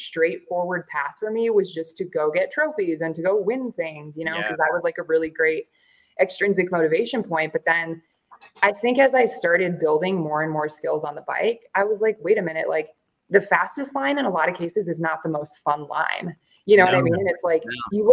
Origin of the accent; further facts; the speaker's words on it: Florida, United States; moved away as an adult; also born or lived in Iowa / Kansas City / Missouri; now in Albuquerque, United States; born and raised in Florida on the East Coast.